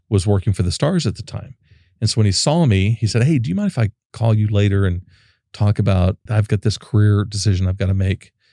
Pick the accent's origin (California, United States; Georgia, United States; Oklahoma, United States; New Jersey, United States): Oklahoma, United States; also born or lived in Dallas; now in Austin, United States; I'm from Oklahoma